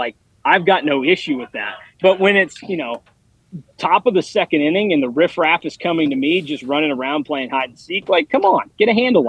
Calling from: Wichita, Kansas, United States; So I am at the NBC World Series in Wichita right now

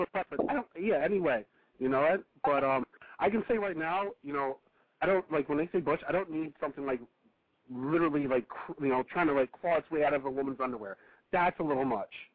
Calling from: Connecticut, United States; I'm calling from Connecticut

